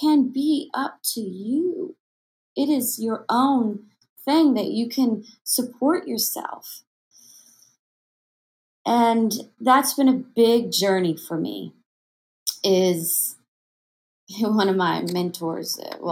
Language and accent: English; Tomball, Texas, United States; moved away; I'm from Tomball, Texas